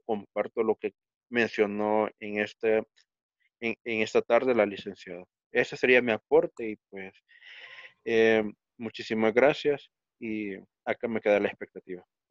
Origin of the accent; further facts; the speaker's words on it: El Salvador; yo soy estudiante de la licenciatura en Sociología de la Universidad del Salvador